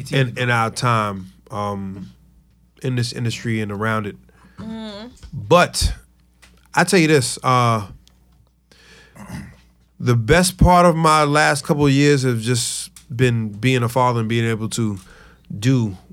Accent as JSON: {"language": "English", "town": "New York City", "region": "New York", "country": "United States", "said": "We are from Far Rockaway, Queens."}